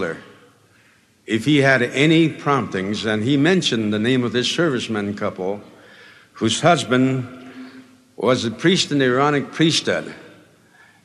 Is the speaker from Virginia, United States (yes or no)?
no; Hawaii, United States; born or raised there